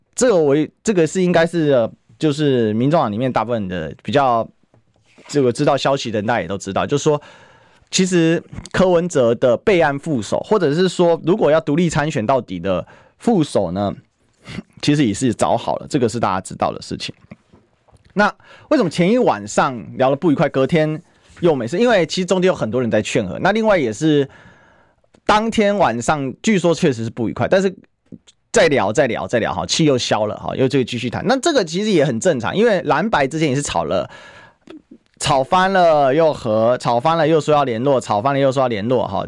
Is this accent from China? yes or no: no; Taiwan; 我们台湾人